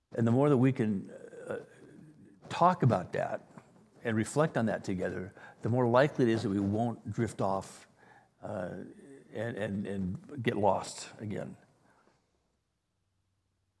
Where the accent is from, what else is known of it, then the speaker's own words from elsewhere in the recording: Wales, United Kingdom; now in La Jolla, United States; I was born in Wales